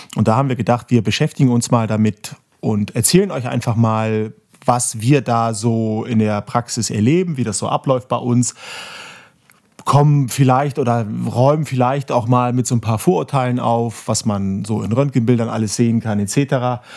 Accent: Bremen, Germany; Ich bin in dieser Stadt geboren und ich mag Werder Bremen

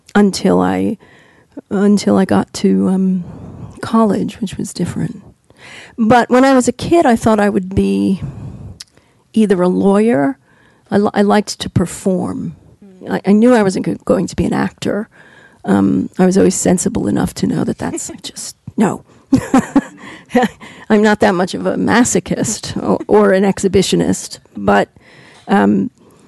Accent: New York, United States; I grew up in New York, so going to NYU

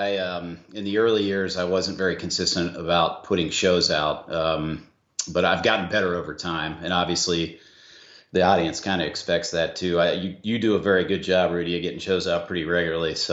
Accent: Atlanta, Georgia, United States; uh, I go on the trail by the trail name … I am from Atlanta, Georgia.

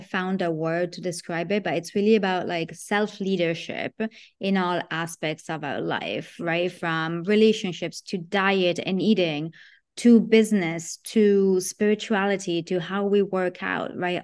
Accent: Italy; moved away; I grew up in Italy

